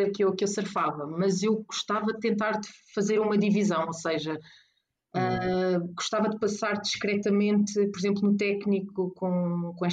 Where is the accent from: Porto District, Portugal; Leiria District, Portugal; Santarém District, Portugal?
Porto District, Portugal; Porto; Mel, e como eu sou do Porto, acabou por ser eh, ter uma simbologia diferente